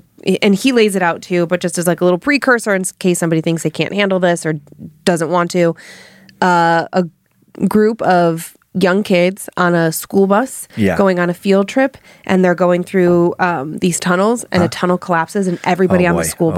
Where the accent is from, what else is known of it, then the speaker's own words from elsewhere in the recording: Monument, Colorado, United States; Growing up in Monument, there was a good amount of dark shit going on.